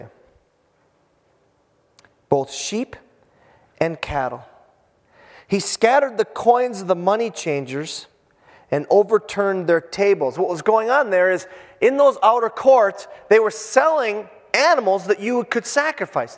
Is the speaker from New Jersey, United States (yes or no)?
no; Hibbing, Minnesota, United States; moved away; I'm from Hibbing, Minnesota. High school hockey is king up there